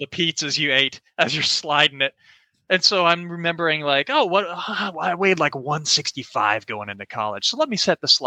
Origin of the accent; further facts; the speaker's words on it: Orlando, Florida, United States; I'm from Orlando, Florida. Grew up there my whole life